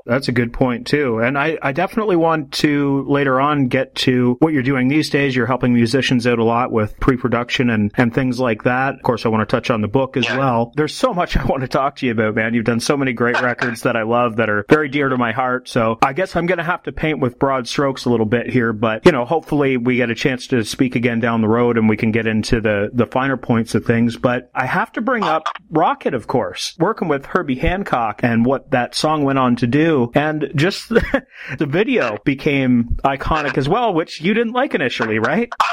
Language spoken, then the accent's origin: English; Canada; I'm from Canada